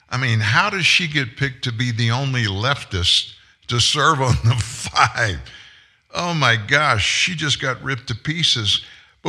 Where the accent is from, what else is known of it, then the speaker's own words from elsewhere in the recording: Louisiana, United States; I'm from Louisiana